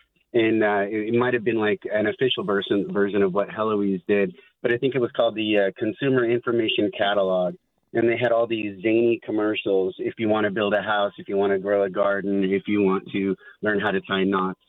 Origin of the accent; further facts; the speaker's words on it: Pueblo, Colorado, United States; now in San Francisco, United States; I'm from Pueblo, Colorado